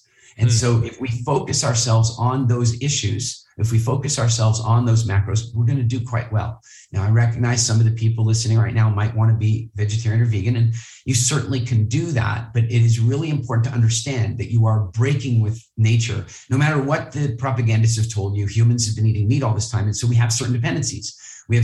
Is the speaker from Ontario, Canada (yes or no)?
no; Halifax, Nova Scotia, Canada; I grew up in Halifax, Nova Scotia